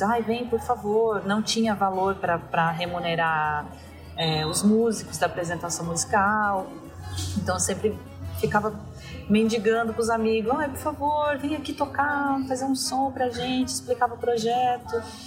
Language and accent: Portuguese; Balneário Camboriú, Santa Catarina, Brazil; moved away as an adult; also born or lived in São Paulo; eu sou de Balneário Camboriú